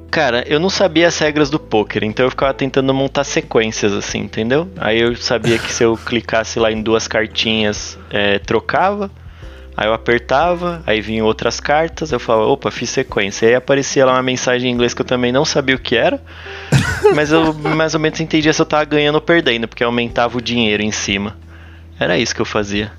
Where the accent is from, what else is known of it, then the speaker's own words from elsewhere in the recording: São Paulo, Brazil; eu sou paulista, eu coloco o i no fim de todas as, as, as coisas